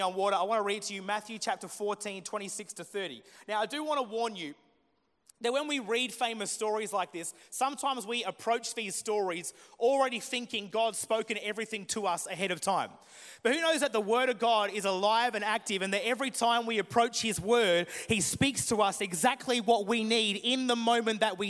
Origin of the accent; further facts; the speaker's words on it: Murray Bridge, South Australia, Australia; also born or lived in Adelaide; Grew up actually in a country town called Murray Bridge, which is about an hour and a half out of Adelaide.